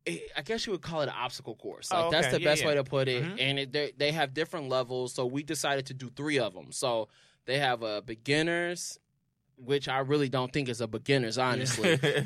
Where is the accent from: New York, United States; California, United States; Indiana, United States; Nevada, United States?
Indiana, United States; Indianapolis; moved away